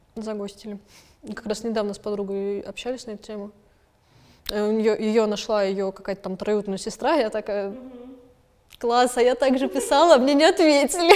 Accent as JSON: {"language": "Russian", "region": "Moscow", "country": "Russia", "tie": "born or raised there", "said": "родилась я в Москве и выросла в Москве"}